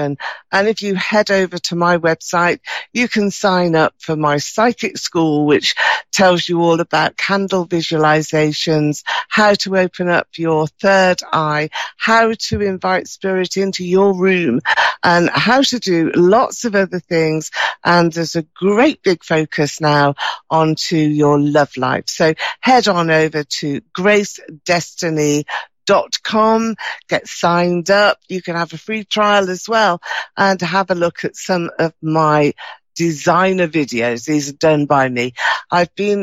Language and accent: English; United Kingdom; You can probably tell from my accent here, I'm from the UK, just outside of London